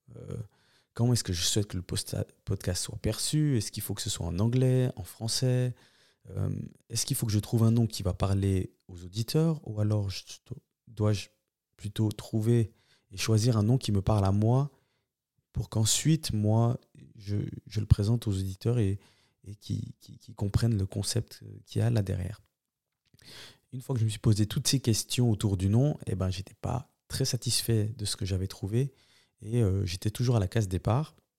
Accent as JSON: {"language": "French", "country": "Switzerland", "said": "On est énormément de Suisses à, venir de, cette deuxième, deuxième génération"}